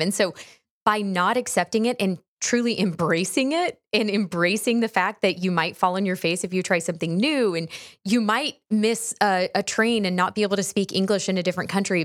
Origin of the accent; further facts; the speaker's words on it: Houston, Texas, United States; I grew up in Texas